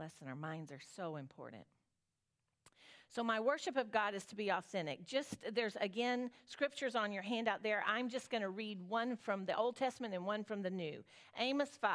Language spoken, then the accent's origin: English; Southern, United States; accent: Southern; My Southern accent